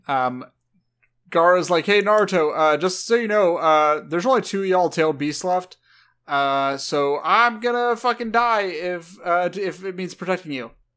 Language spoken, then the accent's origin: English; SoCal, California, United States; growing up around SoCal bros